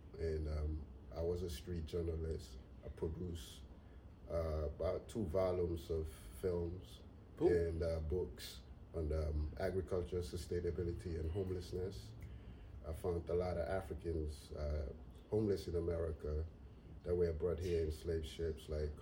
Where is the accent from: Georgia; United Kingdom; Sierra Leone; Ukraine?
Sierra Leone; moved away as an adult; also born or lived in Gambia; now in Atlanta, United States; I was born in the state of Sierra Leone, but I also was raised in the state of the Gambia